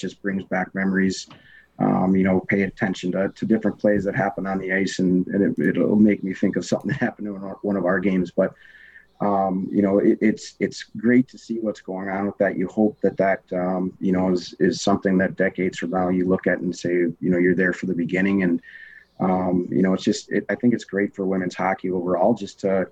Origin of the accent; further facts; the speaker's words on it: Minnesota, United States; moved away; growing up in Minnesota